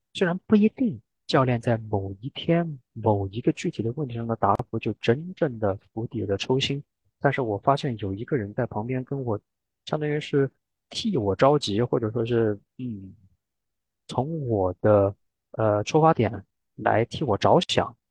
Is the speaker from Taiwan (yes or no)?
no; Sichuan, China; now in Norway; 我本来是个四川人，所以我很喜欢吃那些辣的